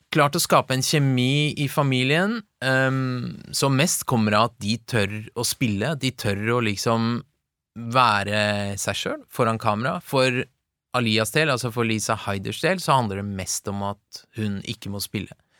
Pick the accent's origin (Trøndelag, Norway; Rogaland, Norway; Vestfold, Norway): Vestfold, Norway; Tønsberg; also born or lived in Tehran, Iran; jeg er jo oppvokst i et veldig sånn homogent, nesten homogent, hvitt miljø i Tønsberg